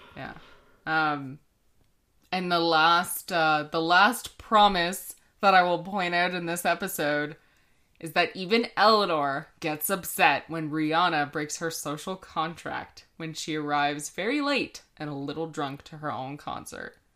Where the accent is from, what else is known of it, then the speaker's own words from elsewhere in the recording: Canada; we are Canadian